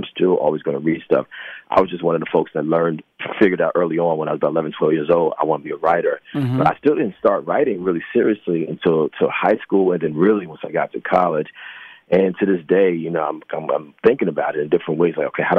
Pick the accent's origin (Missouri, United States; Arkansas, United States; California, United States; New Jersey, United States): New Jersey, United States; now in New York, United States; Well, Jersey, and I've lived in New York for almost 30 years, so mm-hmm. New York and New Jersey